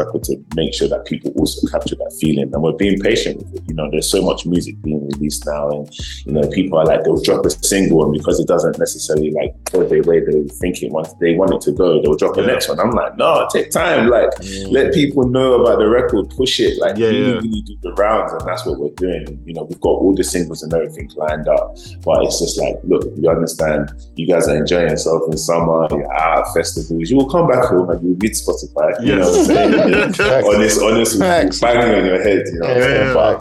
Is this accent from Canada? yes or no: no; United Kingdom; moved away as an adult; now in Los Angeles, United States; being British born Nigerians living in America